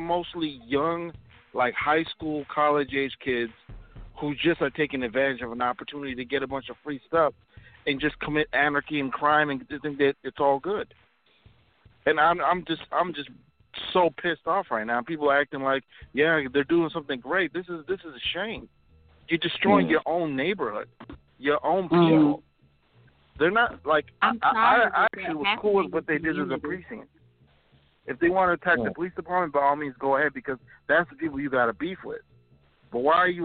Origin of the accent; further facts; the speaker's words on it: Minneapolis, Minnesota, United States; I'm from Minneapolis, and I'm from the, you know, South Minneapolis Lake Street area where a lot of this is going on